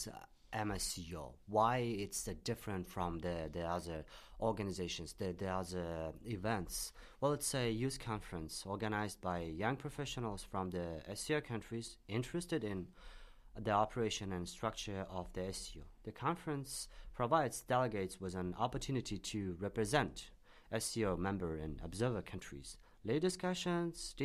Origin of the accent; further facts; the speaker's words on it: Tashkent, Uzbekistan; now in Beijing, China; I'm from Tashkent, Uzbekistan